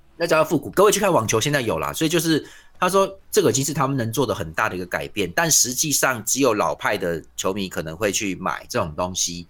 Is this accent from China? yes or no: no; Tainan, Taiwan; 像我们台南人的日常